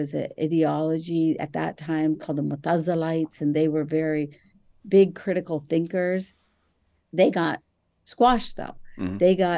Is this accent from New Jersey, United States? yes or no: yes; New Jersey, United States; It was a mosque that I grew up in New Jersey, that it was temporary, and we would have our Sunday schools.